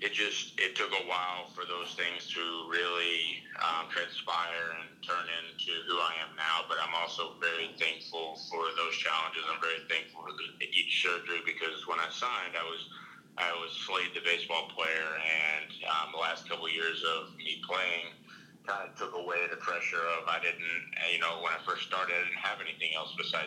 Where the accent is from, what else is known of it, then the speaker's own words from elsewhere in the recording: United States; I'm an American.